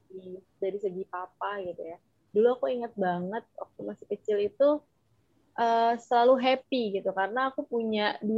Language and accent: Indonesian; Jakarta, Indonesia; besar di Jakarta jadi anak Betawi banget nih gue ya